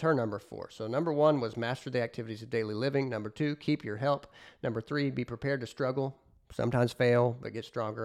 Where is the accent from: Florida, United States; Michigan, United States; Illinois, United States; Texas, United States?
Illinois, United States; near Southeastern Illinois College, United States; Southeastern Illinois College, a junior college outside of, uh, my hometown